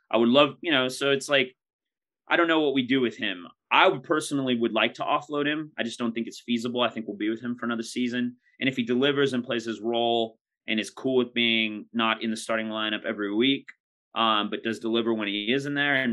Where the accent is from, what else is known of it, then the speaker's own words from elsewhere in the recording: United States; especially being American.